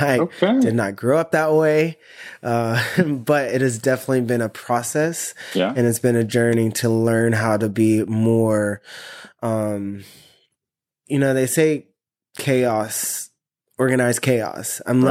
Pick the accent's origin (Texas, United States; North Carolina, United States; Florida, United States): Texas, United States; Arlington; also born or lived in Abilene / Atlanta; Originally, I'm from Abilene, Texas. It's about 2.5 hours away from the DFW area.